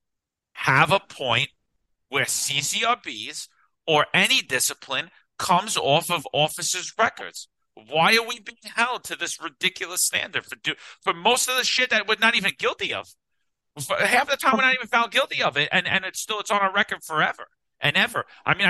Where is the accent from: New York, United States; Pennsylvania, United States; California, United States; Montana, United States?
New York, United States; New York City; moved away as an adult; now in Florida, United States; I love New York City. It's my home. It's everything I know. It's 42 years